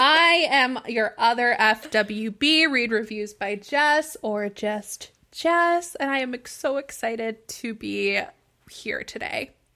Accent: Pittsburgh, Pennsylvania, United States; I am also from Pittsburgh

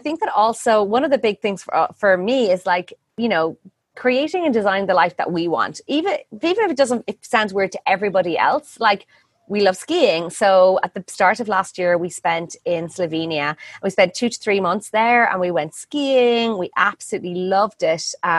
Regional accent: Ireland; moved away as an adult; now in Ubud, Indonesia; I'm Irish.

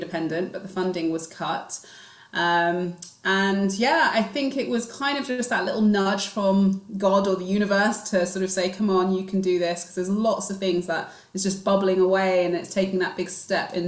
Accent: London, United Kingdom; I grew up in Northwest London, Stonebridge Park, which is just tucked behind Wembley

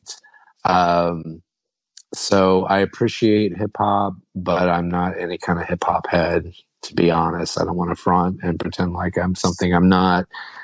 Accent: Midwest, United States; now in Philadelphia, United States; I'm from the Midwest

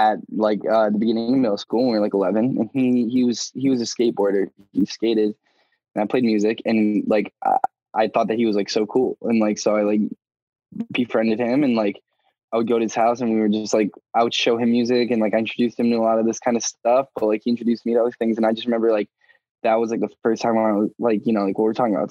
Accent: Albany, New York, United States; now in New York City, United States; I grew up in Albany, New York, which is upstate

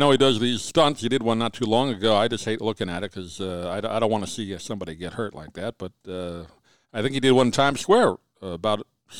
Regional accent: Long Island, New York, United States; moved away as an adult; now in Sarasota, United States; I'm in Sarasota now. I grew up in New York

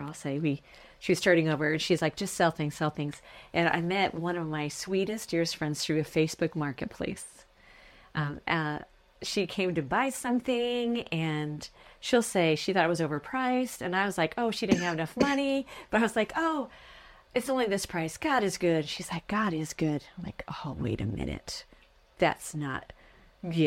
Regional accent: United States; moved away as an adult; now in Newcastle, Australia; I'm from America

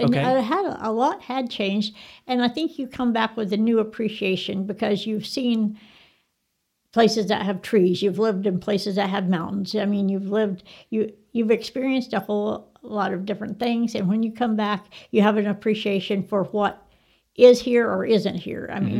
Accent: Texas, United States; I graduated from Tascosa.

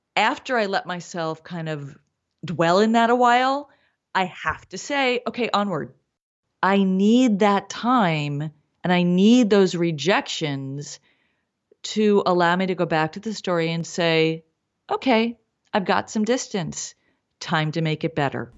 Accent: East Coast, United States; moved away as an adult; now in Los Angeles, United States; I came here in my twenties. I mean, not late, but I came here as an adult. Um, I grew up on the East Coast.

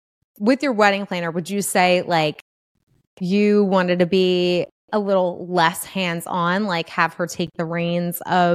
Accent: Northeast, United States; we're especially being from the Northeast, like you are very chill.

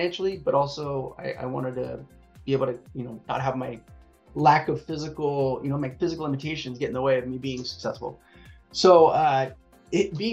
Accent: Long Beach, California, United States; I'm based in Southern California. I'm in around the Long Beach area, Los Angeles. So I've pretty much lived here my whole life, but yeah, I'm a SoCal kid

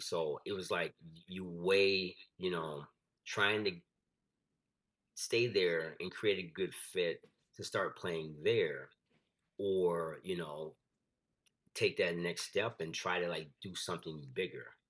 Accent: Grand Rapids, Michigan, United States; moved away; also born or lived in South Florida; I'm from Michigan. I'm from Grand Rapids, Michigan

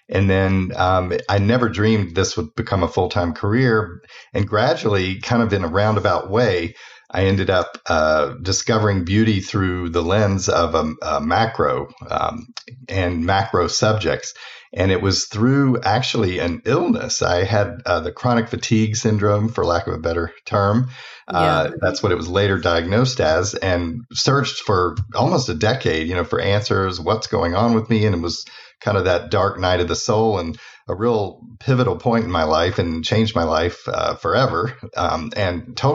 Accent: Atlanta, Georgia, United States; I'm from Atlanta originally, trying to lose the accent, not doing a very good job

